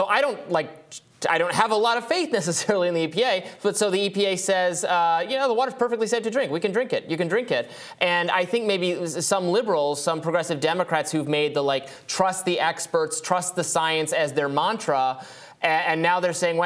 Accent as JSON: {"language": "English", "region": "Michigan", "country": "United States", "tie": "born or raised there", "said": "my home state of Michigan"}